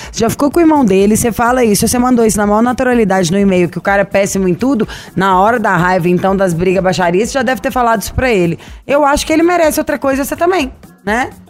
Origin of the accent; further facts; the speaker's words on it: Belo Horizonte, Minas Gerais, Brazil; e olha que também sou Belo Horizontina.